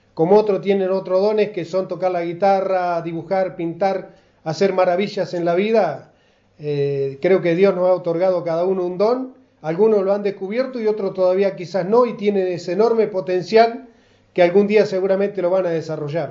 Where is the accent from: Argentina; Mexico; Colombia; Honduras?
Argentina; Garré, Buenos Aires Province; now in Casbas, Argentina; la localidad donde yo nací, la localidad de Garré